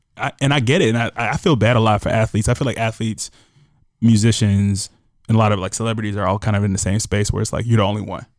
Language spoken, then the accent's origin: English; Chicago, Illinois, United States; as a Chicagoan